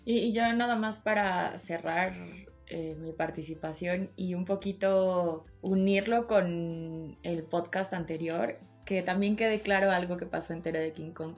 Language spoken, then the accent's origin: Spanish; Mexico; yo soy mexicana, latina